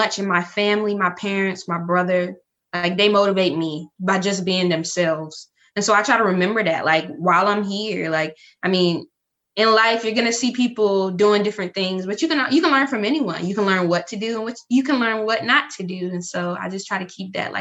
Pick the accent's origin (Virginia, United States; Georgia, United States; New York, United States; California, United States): Virginia, United States; Surry County; I'm from Surrey County, Virginia